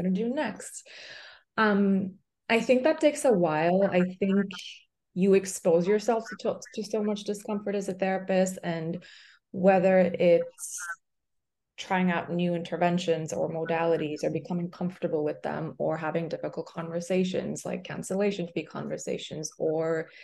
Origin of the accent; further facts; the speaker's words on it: Pakistan; moved away as an adult; also born or lived in Boston, United States; now in New York, United States; I'm from Pakistan, so I went back home